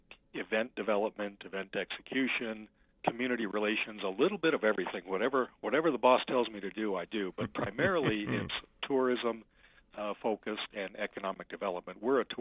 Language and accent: English; Phoenix, Arizona, United States; moved away as an adult; now in Pinetop-Lakeside, United States; I'm a native of Phoenix. I spent 55 years there, but I've been coming up to the beautiful, cool pines of Pine Top Lakeside since, I was about 20 years old.